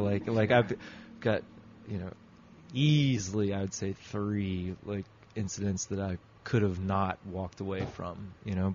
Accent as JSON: {"language": "English", "country": "United States"}